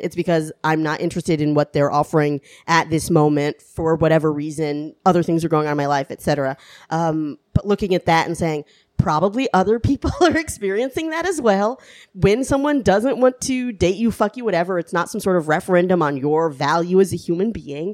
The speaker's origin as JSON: {"language": "English", "region": "the South", "country": "United States", "tie": "born or raised there", "said": "I grew up in the South."}